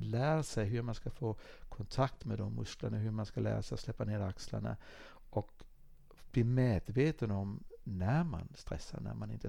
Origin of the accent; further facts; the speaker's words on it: Dalarna County, Sweden; var jag ute och åkte skidor hemma i Dalarna